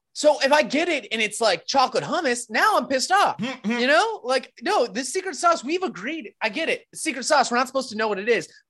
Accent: Rapid City, South Dakota, United States; moved away; I grew up in Rapid City.

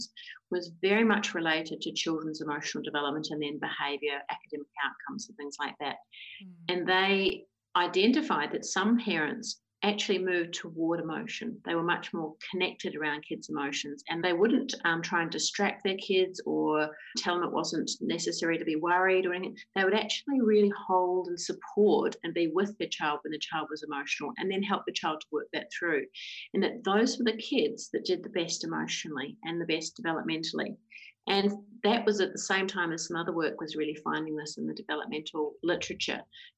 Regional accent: New Zealand; moved away; I'm a New Zealander and I did my clinical psychology training and started working in child and adolescent mental health back in New Zealand

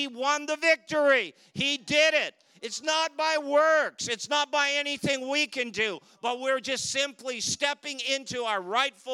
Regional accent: Canada; we're from Canada

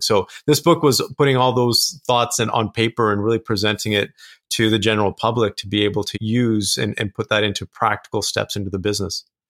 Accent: Kelowna, British Columbia, Canada; I grew up in a small town in Canada. It's called Kelowna, British Columbia.

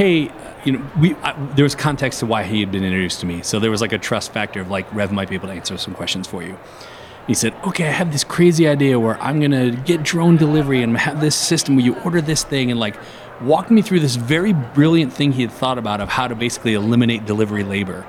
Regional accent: Detroit, Michigan, United States; I'm from Detroit

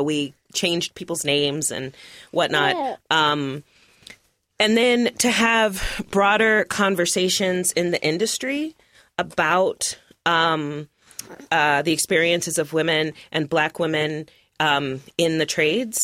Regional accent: Roanoke, Virginia, United States; now in Portland, United States; I was born in Roanoke, Virginia.

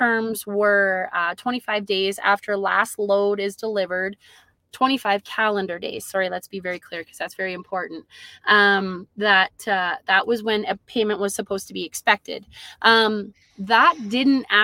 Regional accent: Peace Country, Alberta, Canada; both myself and my husband have actually been born and raised in the Peace Country. So we're born and raised up here

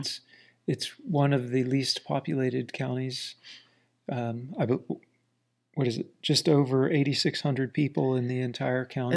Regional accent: South Central Florida, United States; moved away as an adult; also born or lived in Washington, D.C.; now in Ozarks, United States; We grew up in a very small town in central Florida, South Central Florida

